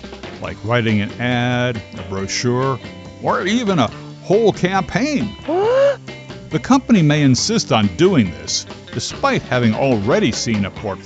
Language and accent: English; Linden, New Jersey, United States; Coming from my hometown of Linden up in northern New Jersey